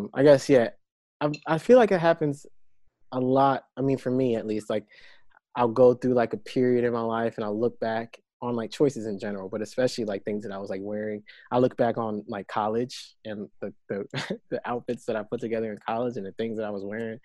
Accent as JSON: {"language": "English", "region": "North Carolina", "country": "United States", "moved": "yes", "lives_now": "Los Angeles, United States", "said": "I'm from North Carolina"}